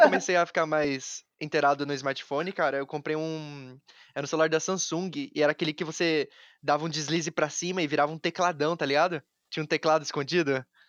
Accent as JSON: {"language": "Portuguese", "town": "Taubaté", "region": "São Paulo", "country": "Brazil", "tie": "born or raised there", "said": "Nós dois estamos de Taubaté. E Sim. quando a gente tava crescendo, pelo menos Taubaté não era uma cidade grande"}